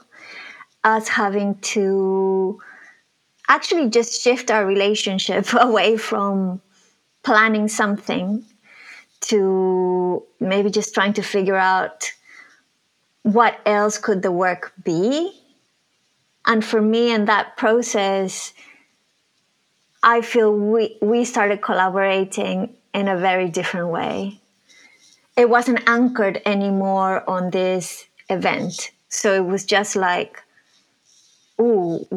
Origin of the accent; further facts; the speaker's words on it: Lima, Peru; first language Spanish; English is a second language; moved away as an adult; now in London, United Kingdom; I was born in Lima in Peru, and I've been living in the UK since 2003